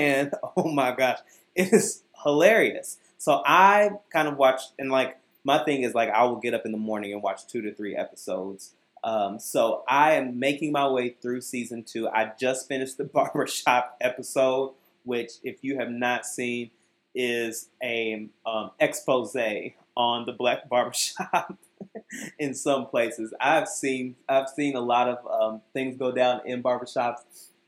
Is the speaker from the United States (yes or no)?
yes; Kentucky, United States; now in Chicago, United States; primarily back in my hometown of Kentucky